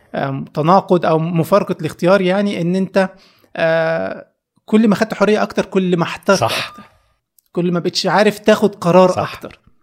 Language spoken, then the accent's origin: Arabic; Egypt; عندنا في مصر